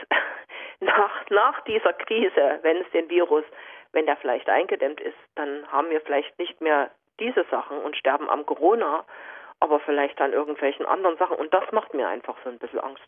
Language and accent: German; GDR, East Germany, Germany; ich bin ja in der DDR aufgewachsen